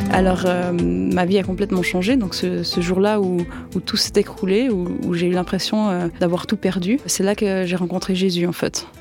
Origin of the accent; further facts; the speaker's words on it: Yverdon-les-Bains, Vaud, Switzerland; j'ai grandi à, à Yverdon euh, dans des HLM